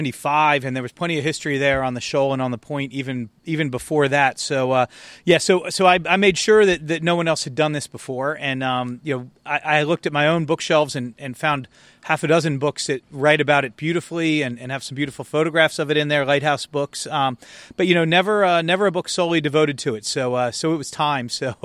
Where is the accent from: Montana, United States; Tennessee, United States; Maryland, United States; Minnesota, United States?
Maryland, United States; Annapolis; Yeah, so I grew up in Annapolis, went to St. Mary's Elementary School and St. Mary's High School, and learned to sail here.